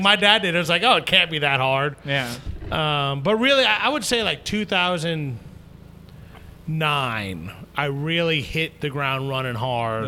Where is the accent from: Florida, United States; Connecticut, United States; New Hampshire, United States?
New Hampshire, United States; southern; moved away as an adult; also born or lived in Washington, D.C. / Rhode Island / Boiling Springs, South Carolina; now in Anderson, United States; originally born in D.C. Okay. Um, you know, grew up in a split split household. Um, spent most of my time in southern New Hampshire